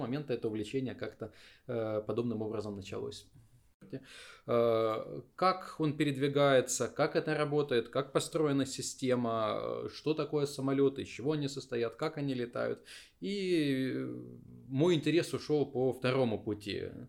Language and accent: Russian; Dnipro, Dnipropetrovsk Oblast, Ukraine; я сам из Днепропетровска